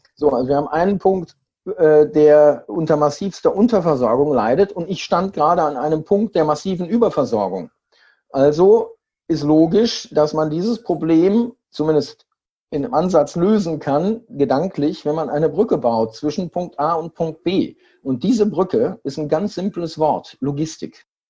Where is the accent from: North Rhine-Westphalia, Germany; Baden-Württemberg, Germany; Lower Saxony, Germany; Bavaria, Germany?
North Rhine-Westphalia, Germany; Siegen; 1200 Kilometer von meiner Heimatstadt Siegen entfernt.